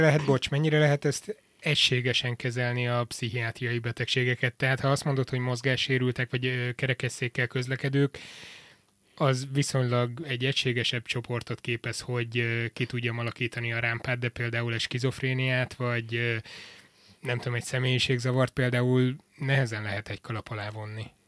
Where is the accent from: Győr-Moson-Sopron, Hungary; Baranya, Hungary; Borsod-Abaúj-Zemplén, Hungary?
Borsod-Abaúj-Zemplén, Hungary; Miskolc; born or raised there; also born or lived in Debrecen, Hungary / Portugal